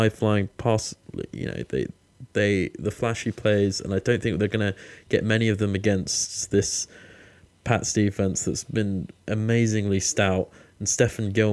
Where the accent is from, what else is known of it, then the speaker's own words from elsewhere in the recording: United Kingdom; I'm also British